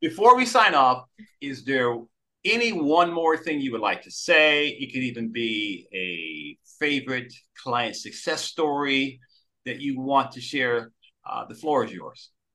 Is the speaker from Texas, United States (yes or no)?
no; Detroit, Michigan, United States; I grew up in Detroit, Michigan, back in the proud days of Motown music